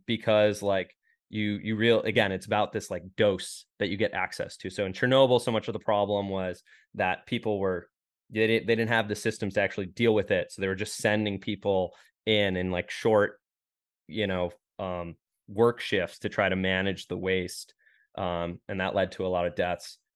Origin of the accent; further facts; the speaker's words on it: Rochester, New York, United States; moved away as an adult; now in Austin, United States; I'm from Rochester, New York, Western New York